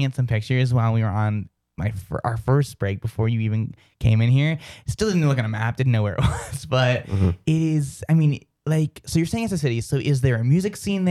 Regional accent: outside of Boston, Massachusetts, United States; I come from, like, outside of Boston, so saying all those R's is so weird for me.

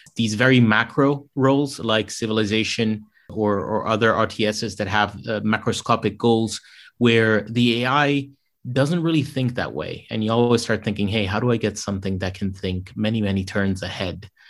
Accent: Rome, Lazio, Italy; moved away as an adult; also born or lived in London; I grew up in Rome, Italy

